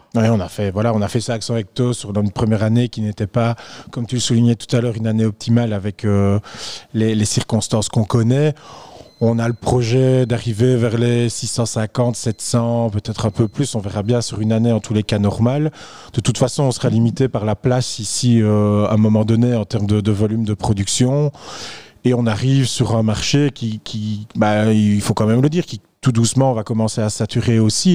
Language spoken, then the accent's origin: French; Belgium; en tant que belge